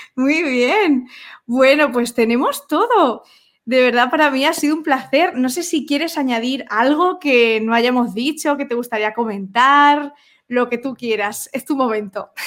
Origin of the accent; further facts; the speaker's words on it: Spain; para mí como española